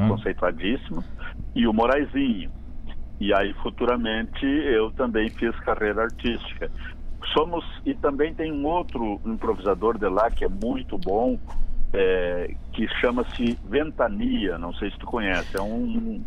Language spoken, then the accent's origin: Portuguese; São Pedro do Sul, Rio Grande do Sul, Brazil; moved away; Eu sou natural de São Pedro do Sul.